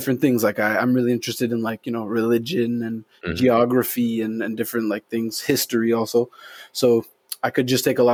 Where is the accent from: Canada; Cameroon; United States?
Canada; Montreal, Quebec; I'm from Montreal, born and raised in LaSalle